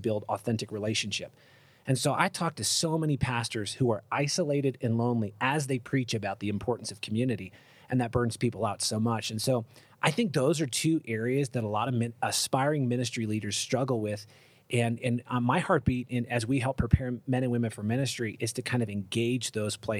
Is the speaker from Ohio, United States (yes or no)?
yes; Cleveland, Ohio, United States; moved away as an adult; I grew up in Cleveland, Ohio